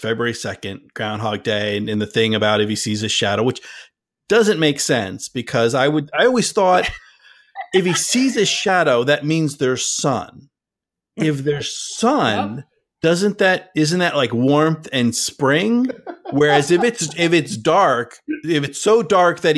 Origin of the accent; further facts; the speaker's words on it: New Jersey, United States; now in New England, United States; I grew up in Central Jersey as well